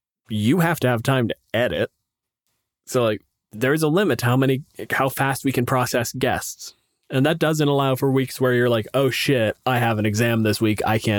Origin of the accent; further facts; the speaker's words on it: Canada; I'm a physicist. I'm from Canada.